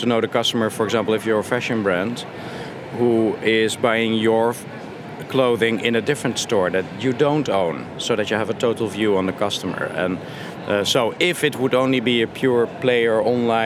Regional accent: Netherlands; I'm from Holland

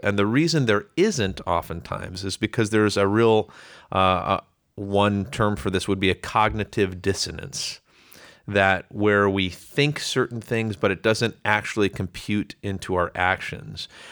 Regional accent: Chicago, Illinois, United States; I, um, grew up suburbs of Chicago

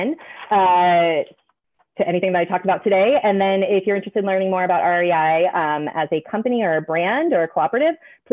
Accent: Midwest, United States; now in Pacific Northwest, United States; I grew up in the Midwest

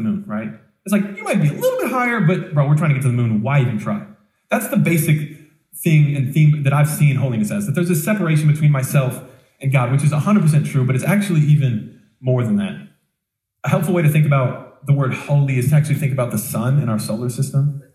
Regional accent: Colorado, United States; I grew up in Colorado

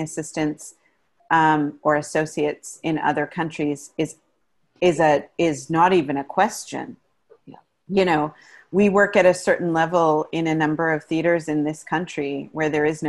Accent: Canada; as a Canadian theater designer, you only make so much money

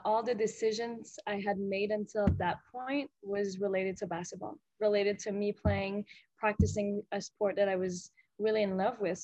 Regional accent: Gatineau, Quebec, Canada; I'm from Gatineau, which is like a 5-hour drive away.

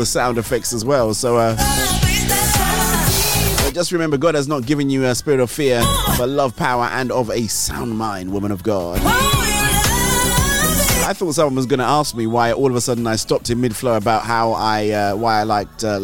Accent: Nigeria; growing up in Nigeria, we always used to get these magazines

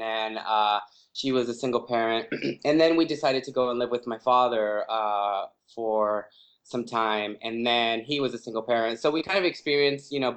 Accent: Los Angeles, California, United States; growing up in East

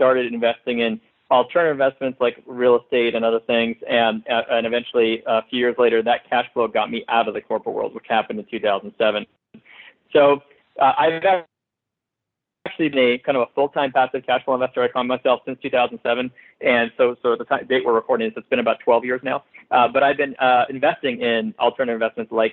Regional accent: Montreal, Quebec, Canada; moved away as an adult; also born or lived in Philadelphia, United States; now in Los Angeles, United States; I am actually originally from Montreal, Canada, where I grew up

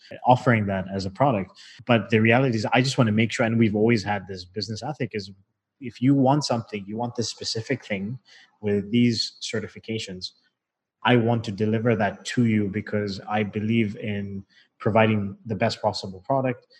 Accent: Zambia; I was born in Zambia and, you know, my parents retired in Zambia.

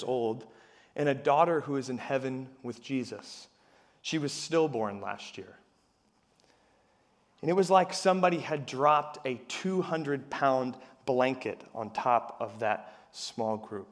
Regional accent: Harrisburg, Pennsylvania, United States; I'm from Harrisburg

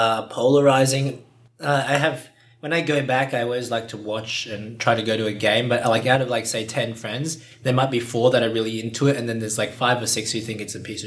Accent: Brisbane, Queensland, Australia; I'm from Brisbane, so it's the third biggest city. It's on the east coast

